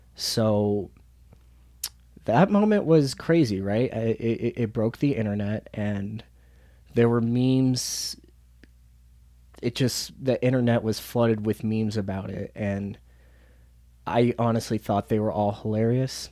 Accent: Denver, Colorado, United States; right here in my hometown

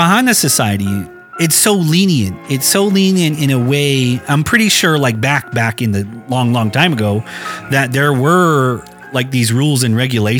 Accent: Tuba City, Arizona, United States; real Hopi in a way, because yes, I'm integrated into Baana society. You know, I grew up in the city. I grew up in Tuba City.

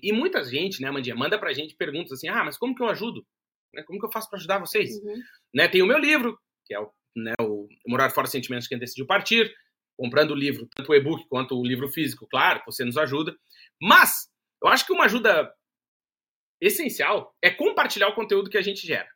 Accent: Brazil; moved away as an adult; now in Portugal; a gente é brasileiro, morou no Brasil

